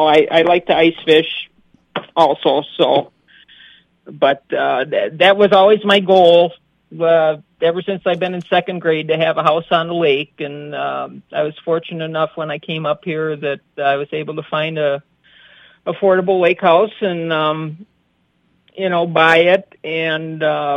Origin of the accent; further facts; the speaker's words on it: Illinois, United States; accent: Chicago; I moved up here from Illinois in 1991.